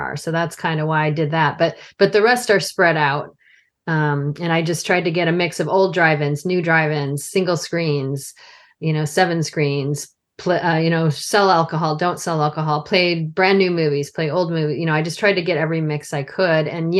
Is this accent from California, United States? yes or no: no; outside of Chicago, Illinois, United States; I grew up outside of Chicago area